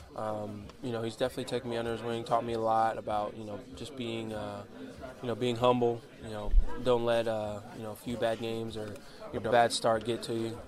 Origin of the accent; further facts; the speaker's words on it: Fort Lauderdale, Florida, United States; getting to play for my hometown team in front of my fan, my hometown fans and fam- family and friends